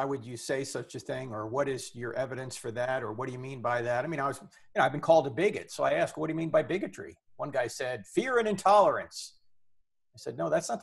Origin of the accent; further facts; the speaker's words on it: New Jersey, United States; I'm from New Jersey.